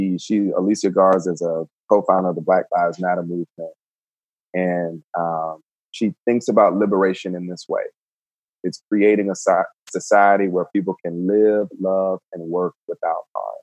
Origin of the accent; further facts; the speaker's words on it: Georgia, United States; moved away as an adult; now in Winston-Salem, United States; born and raised in Georgia